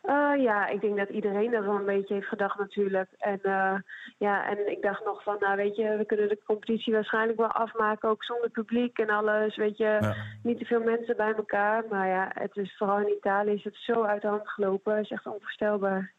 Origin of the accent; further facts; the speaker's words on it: Netherlands; moved away as an adult; also born or lived in Italy; naar mijn thuisland wil keren